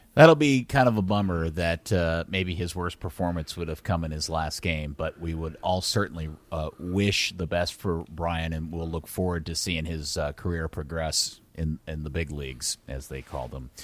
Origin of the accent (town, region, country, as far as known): Dallas, Texas, United States; born or raised there